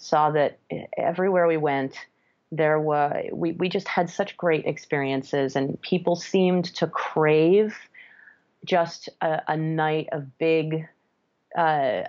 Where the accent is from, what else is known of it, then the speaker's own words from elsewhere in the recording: France; moved away as an adult; now in New York, United States; I was born in France and my dad is from France. My mother is from Toronto. So I have the French side, the Canadian side, and now I'm married to an American. I spent most of my formative years growing up in France, went to high school there